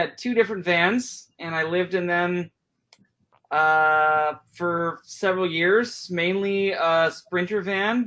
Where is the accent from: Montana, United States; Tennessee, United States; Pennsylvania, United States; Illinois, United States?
Illinois, United States; Chicago; moved away as an adult; now in Bellingham, United States; I'm born and raised in the Chicago area, and then I moved out here in about 2014.